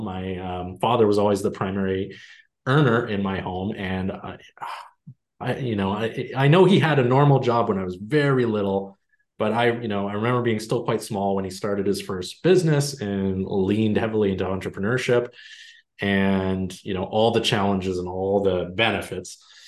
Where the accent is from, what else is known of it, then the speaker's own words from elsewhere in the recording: Canada; I'm Canadian